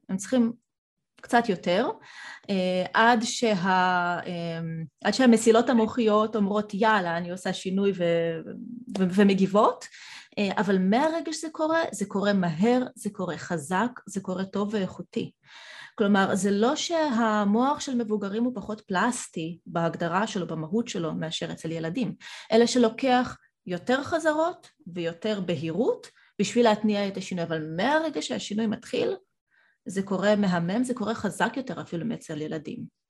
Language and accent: Hebrew; Israel; Hebrew is a second language; also born or lived in Soviet Union; הגעתי צעירה מדי, כי ילידת חורף עוד, עוד לא הייתי בת שש אפילו. אה, בלי השפה העברית, אה, עליתי בגיל ארבע מ, מברית המועצות